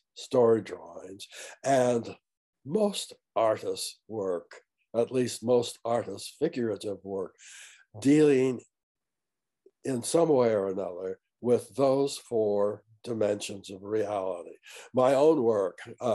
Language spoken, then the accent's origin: English; Fairview, United States; also born or lived in Lund, Idaho; where I grew up in Fairview